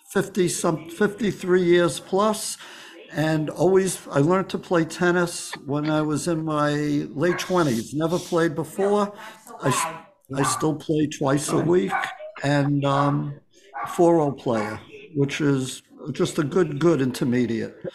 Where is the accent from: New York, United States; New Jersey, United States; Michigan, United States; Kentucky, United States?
New York, United States; New York City; I grew up in Bayside, right off uh, be, between the Expressway and Northern Boulevard, right off Francis Lewis, and um, went to Bayside High School, then went to LIU, then NYU